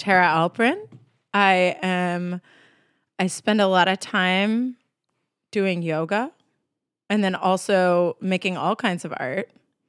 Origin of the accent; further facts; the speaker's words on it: Texas, United States; accent: Southern; also born or lived in New Hampshire; Like I grew up in Texas half the time and then New Hampshire the other half. Whoa. So I got a little East Coast going, but I had this sweet Southern accent at one point that went away.